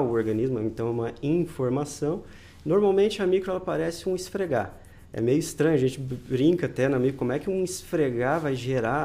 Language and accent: Portuguese; interior of Paraná, Brazil; na minha região, eu sou do interior do Paraná